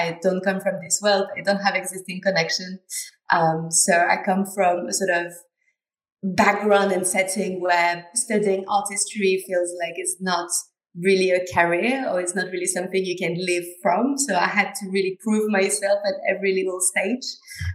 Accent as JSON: {"language": "English", "region": "southwest France", "country": "France", "moved": "yes", "said": "I come from a very small town in the southwest of France"}